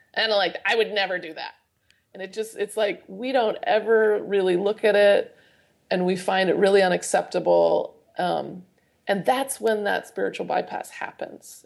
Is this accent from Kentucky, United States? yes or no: no; Idaho, United States; growing up in Idaho